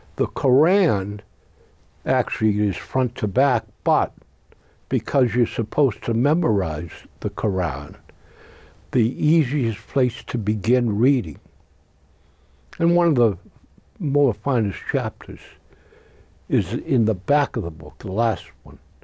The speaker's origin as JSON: {"language": "English", "country": "United States", "said": "As an American citizen"}